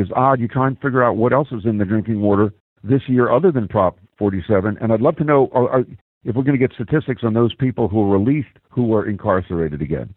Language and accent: English; Philadelphia, Pennsylvania, United States; I come from Philly